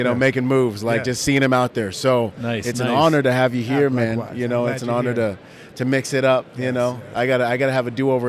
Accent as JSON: {"language": "English", "country": "Bahamas", "said": "I'm from the Bahamas."}